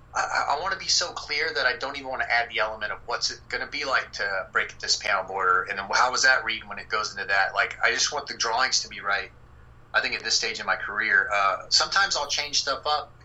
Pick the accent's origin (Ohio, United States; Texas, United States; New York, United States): Texas, United States; moved away; also born or lived in South Carolina; I'm from Texas